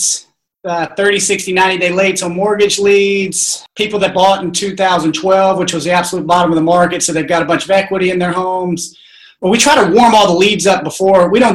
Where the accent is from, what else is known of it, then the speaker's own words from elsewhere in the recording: Virginia, United States; moved away as an adult; now in Charleston, United States; Born and raised in Virginia